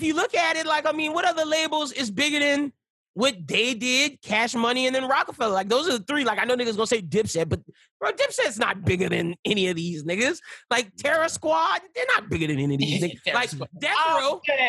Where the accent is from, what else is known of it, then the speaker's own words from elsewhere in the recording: Louisiana, United States; I'm from Louisiana.